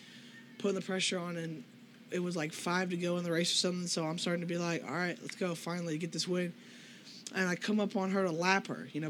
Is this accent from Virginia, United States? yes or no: yes; Palatine, Virginia, United States; I'm 14. I'm 15 years old. I'm from Palatine, Virginia.